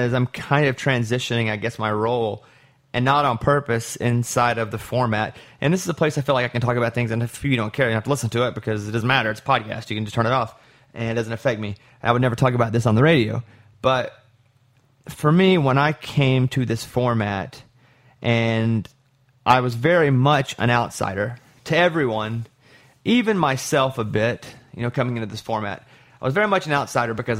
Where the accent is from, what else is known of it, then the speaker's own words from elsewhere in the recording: Arkansas, United States; I'm from Arkansas